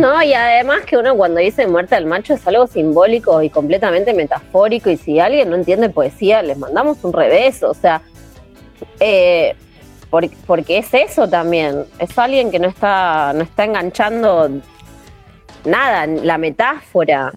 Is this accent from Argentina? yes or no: yes; Argentina; somos Argentina.